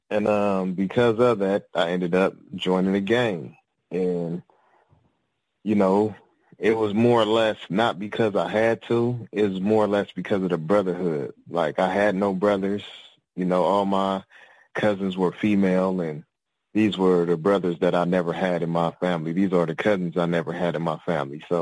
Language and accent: English; Compton, California, United States; I'm from Compton, California.